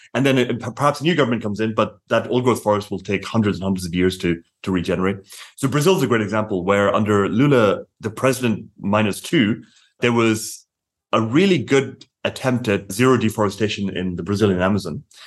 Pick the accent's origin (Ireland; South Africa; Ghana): Ireland; I'm Irish